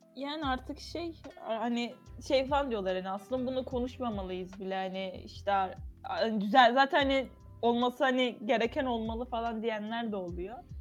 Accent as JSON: {"language": "Turkish", "region": "İzmir", "country": "Turkey", "said": "Ben İzmirliyim"}